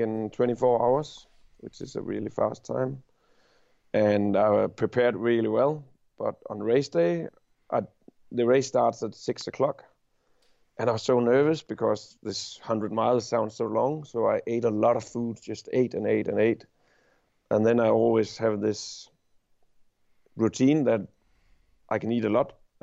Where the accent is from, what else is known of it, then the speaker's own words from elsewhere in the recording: Denmark; I'm from Denmark.